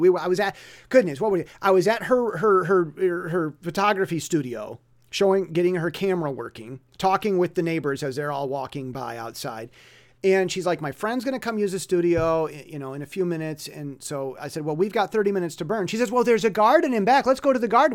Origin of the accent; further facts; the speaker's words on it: United States; first language English; now in Taiwan; me being American with English as my native language